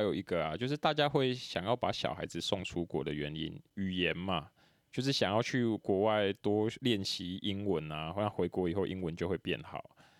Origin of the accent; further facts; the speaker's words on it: Tainan, Taiwan; 我是一个台南来的